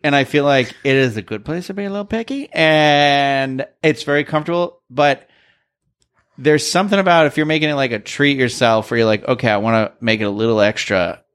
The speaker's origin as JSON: {"language": "English", "region": "New England", "country": "United States", "said": "I'm from New England"}